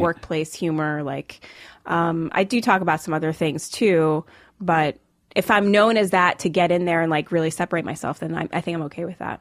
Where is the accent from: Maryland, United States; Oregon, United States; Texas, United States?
Maryland, United States; Rockville; also born or lived in Jamaica / New York City / Silicon Valley; I grew up, uh, just like forty-five minutes outside D C